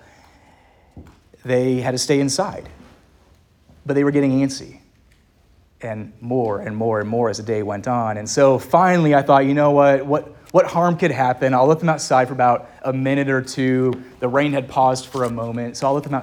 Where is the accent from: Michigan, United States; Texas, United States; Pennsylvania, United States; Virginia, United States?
Virginia, United States; Lynchburg; up in Lynchburg, my hometown